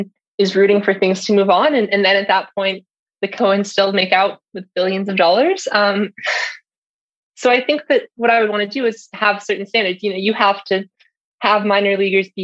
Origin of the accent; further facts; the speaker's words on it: Orange County, California, United States; I grew up in Orange County.